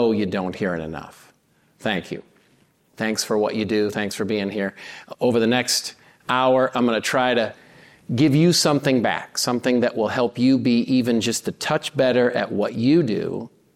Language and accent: English; Cedar Rapids, Iowa, United States; I grew up in Middle America, Cedar Rapids, Iowa, very blue-collar town